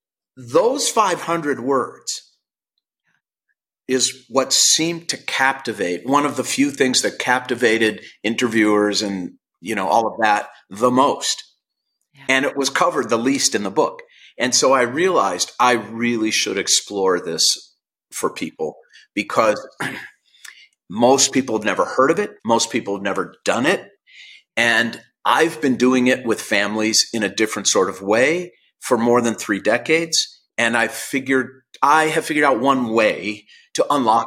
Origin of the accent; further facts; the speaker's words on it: St. Louis Park, Minnesota, United States; now in Los Angeles, United States; I was born on June 3rd, 1960 in St. Louis Park, Minnesota, and I went to Aquila Elementary School